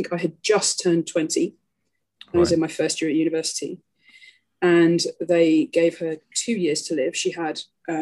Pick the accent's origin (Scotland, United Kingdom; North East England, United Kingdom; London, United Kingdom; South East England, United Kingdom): London, United Kingdom; moved away as an adult; now in Chile; I grew up in North London in Harrow